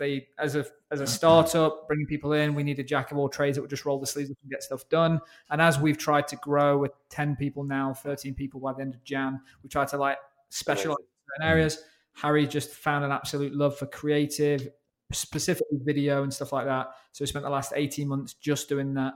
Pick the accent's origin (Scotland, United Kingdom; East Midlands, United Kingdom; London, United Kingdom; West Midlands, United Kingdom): East Midlands, United Kingdom; Ashby-de-la-Zouch; Swadlincote and Ashby, about 45 minutes north of Birmingham in the UK